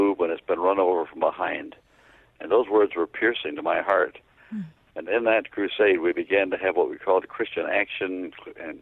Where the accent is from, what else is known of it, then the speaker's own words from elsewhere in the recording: Canada; Where I grew up in Canada